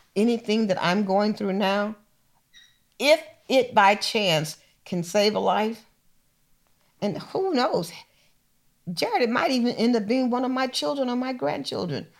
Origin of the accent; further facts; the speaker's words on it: Missouri, United States; moved away; I was born in Missouri, so you gotta show me